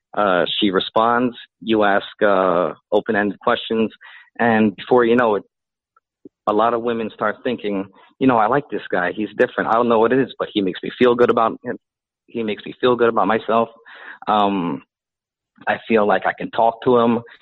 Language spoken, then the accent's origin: English; Philippines; now in United States; I'm Filipino